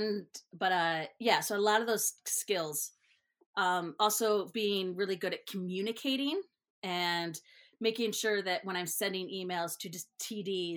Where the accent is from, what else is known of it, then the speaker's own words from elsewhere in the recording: Northern Illinois, United States; moved away as an adult; also born or lived in California; now in Twin Cities, United States; when I say Northern Illinois, that makes it clear that I'm not from Chicago